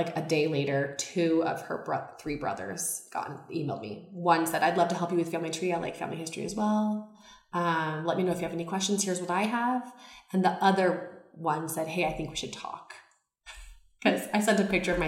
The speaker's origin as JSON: {"language": "English", "town": "Seattle", "region": "Washington", "country": "United States", "tie": "born or raised there", "said": "I was born in Seattle"}